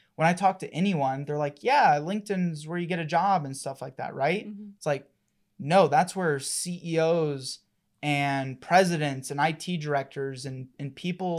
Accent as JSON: {"language": "English", "region": "Colorado", "country": "United States", "tie": "born or raised there", "said": "I was born and raised here in Colorado"}